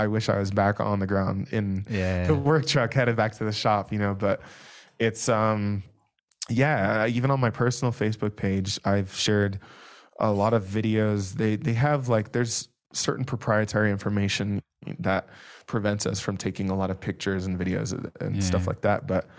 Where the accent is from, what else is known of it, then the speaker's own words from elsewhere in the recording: California, United States; now in Hanna, United States; So I as I mentioned, I was from California. I was just outside of LA, but I took this job.